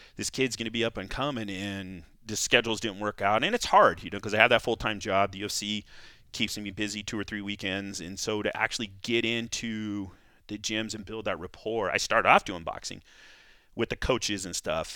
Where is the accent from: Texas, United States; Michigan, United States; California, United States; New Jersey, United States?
California, United States; I grew up in California, wrestled in California